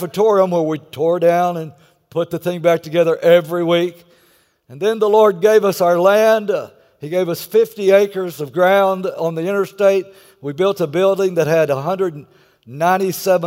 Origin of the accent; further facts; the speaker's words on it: Texas, United States; I'm from Texas.